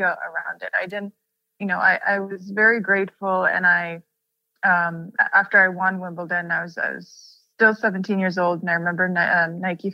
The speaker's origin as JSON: {"language": "English", "country": "Russia", "tie": "born or raised there", "said": "coming from a place where I grew up in Russia"}